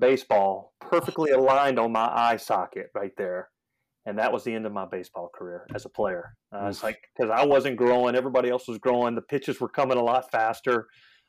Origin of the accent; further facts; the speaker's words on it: Charlotte, North Carolina, United States; I grew up in Charlotte.